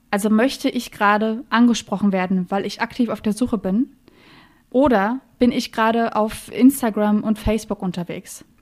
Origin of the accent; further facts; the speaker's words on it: Berlin, Germany; ich komme aus Berlin